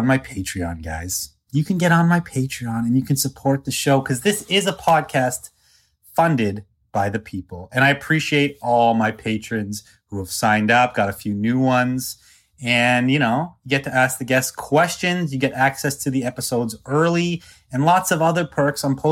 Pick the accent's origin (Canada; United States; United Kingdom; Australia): Canada; I'm like small town Canadian guy